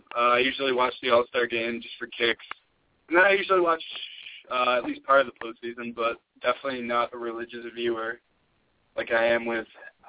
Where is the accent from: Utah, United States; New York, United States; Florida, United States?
New York, United States; Rochester; I'm from Rochester, New York